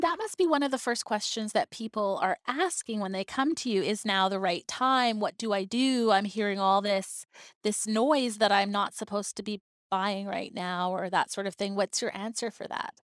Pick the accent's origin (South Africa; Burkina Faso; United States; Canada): Canada; Vancouver Island, British Columbia; now in Victoria, Canada; I am not originally from Victoria. I mean, I grew up on Vancouver Island